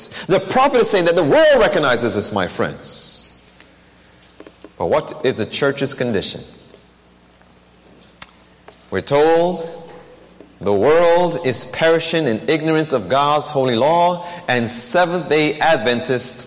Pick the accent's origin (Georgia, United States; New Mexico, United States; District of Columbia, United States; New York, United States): New York, United States; New York City; I grew up in New York